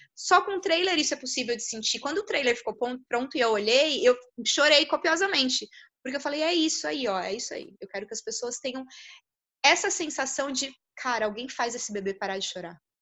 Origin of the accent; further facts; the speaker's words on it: São José dos Campos, São Paulo, Brazil; eu sou de São José, mas eu assisti aqui em Taubaté